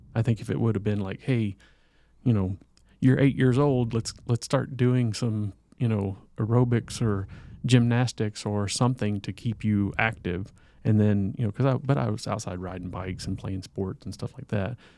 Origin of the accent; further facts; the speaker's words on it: the South, United States; me growing up in the South